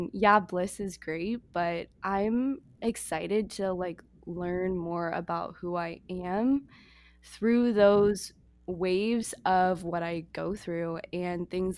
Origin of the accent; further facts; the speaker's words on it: United States; moved away as an adult; also born or lived in Toronto, Canada; I'm from the States